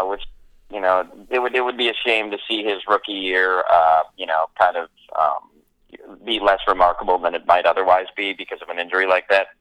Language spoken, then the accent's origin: English; Milwaukee, Wisconsin, United States; my hometown sports teams, uh, and especially the Brewers